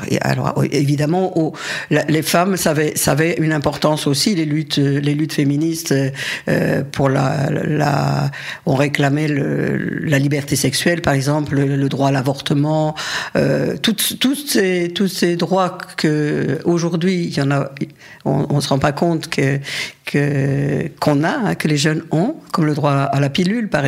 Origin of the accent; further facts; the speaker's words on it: Algeria; born there; j'ai des photos de lui quand je suis née en Algérie.